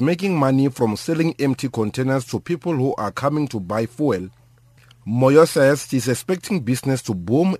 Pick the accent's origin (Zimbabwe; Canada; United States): Zimbabwe; Beitbridge, Matabeleland South; now in South Africa; I'm from Zimbabwe, just here around Beitbridge. I came here to buy petrol for my taxi.